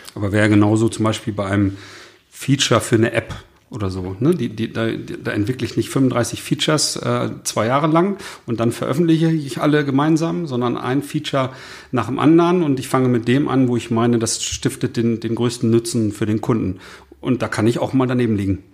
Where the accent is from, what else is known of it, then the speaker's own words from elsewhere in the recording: the North, Northern Germany, Germany; der Dialekt ist vielleicht bei uns im Norden nicht so geläufig